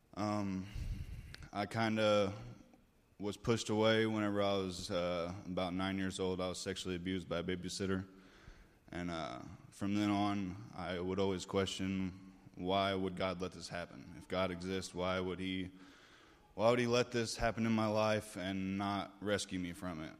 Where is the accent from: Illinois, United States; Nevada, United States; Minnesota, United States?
Illinois, United States; Carbondale; moved away; I was born in Carbondale, Illinois, about six and a half hours south of here